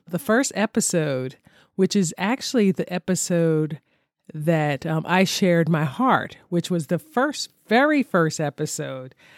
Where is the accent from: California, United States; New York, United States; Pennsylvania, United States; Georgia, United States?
Pennsylvania, United States; Philadelphia; I'm originally from Philadelphia.